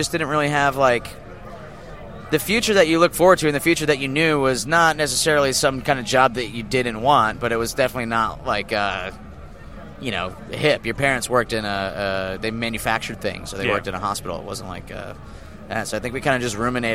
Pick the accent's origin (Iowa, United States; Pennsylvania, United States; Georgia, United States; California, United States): Pennsylvania, United States; Scranton; moved away as an adult; I was from Scranton